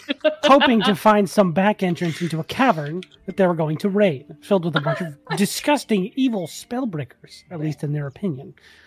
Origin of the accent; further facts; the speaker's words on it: Massachusetts, United States; I'm just much louder because I'm from Massachusetts.